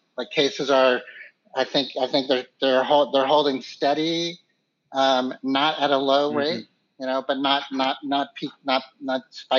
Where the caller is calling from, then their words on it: Philadelphia, Pennsylvania, United States; So I'm calling from Philadelphia.